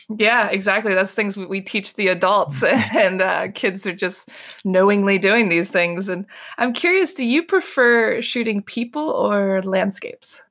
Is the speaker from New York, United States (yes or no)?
no; Maryland, United States; moved away as an adult; now in Paris, France; I'm from Maryland